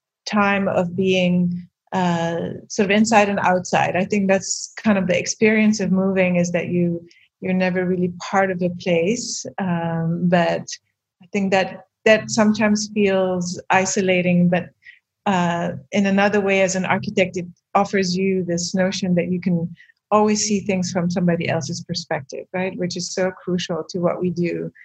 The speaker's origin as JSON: {"language": "English", "town": "Beirut", "region": "Beirut Governorate", "country": "Lebanon", "tie": "born there", "said": "So I was born in Beirut in 1973. My first memories were memories of anxiety about the war."}